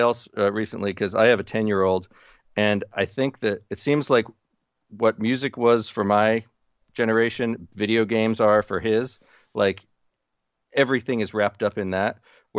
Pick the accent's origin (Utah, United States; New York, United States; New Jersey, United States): New Jersey, United States; Growing up in New Jersey, the company that my father worked for, he was a salesman for a like truck body company